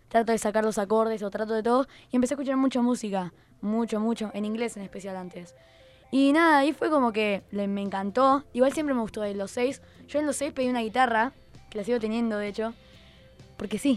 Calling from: Villa del Rosario, Córdoba, Argentina; Hola, Tiago. Saludo desde Villa del Rosario.

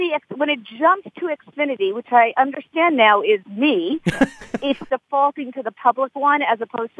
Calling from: Boston, Massachusetts, United States; I'm calling from Boston.

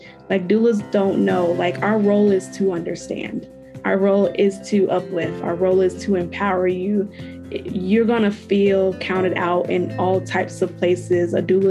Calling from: Iowa, United States; I am coming from Iowa.

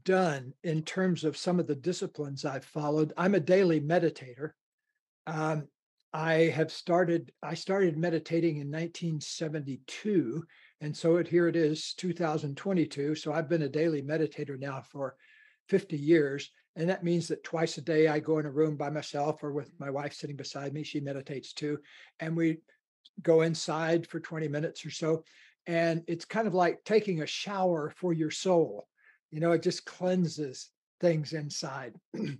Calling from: Ojai, California, United States; I live in Southern California in a beautiful kind of a desert mountain valley about 11 miles from the ocean called Ojai, O-J-A-I.

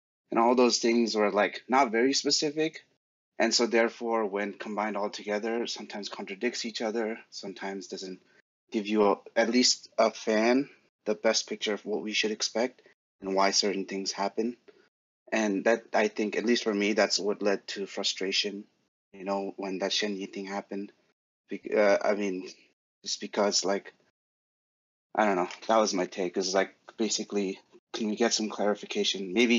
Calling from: New Hampshire, United States; Yeah, well, I'm calling from New Hampshire.

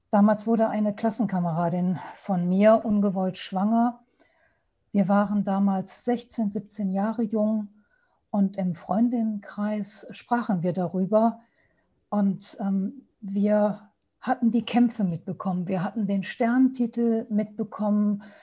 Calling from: Düsseldorf, North Rhine-Westphalia, Germany; Hallo, schönen guten Abend. Ich bin aus Düsseldorf dazu geschaltet

